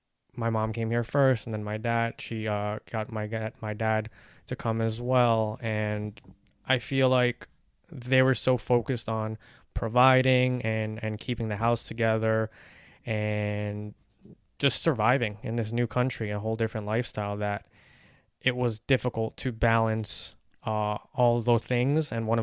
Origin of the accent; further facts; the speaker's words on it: Philippines; And it's sad to say because I'm Filipino and I wasn't even proud of that growing up.